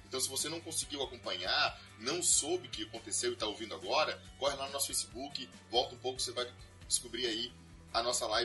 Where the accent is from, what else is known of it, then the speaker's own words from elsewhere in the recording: South Region, Brazil; como a grande maioria de nós somos aqui do Sul